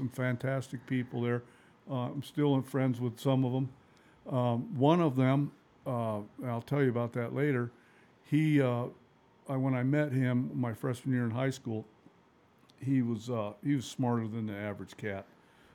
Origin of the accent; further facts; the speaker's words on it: Helena, Montana, United States; I was born in Helena, Montana.